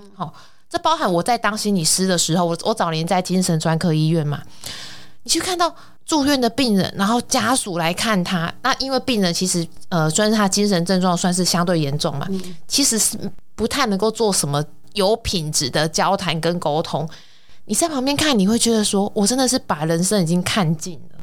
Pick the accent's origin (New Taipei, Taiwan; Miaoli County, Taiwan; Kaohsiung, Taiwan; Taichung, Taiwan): Kaohsiung, Taiwan; moved away as an adult; also born or lived in northern Taiwan; 因为我是南部人嘛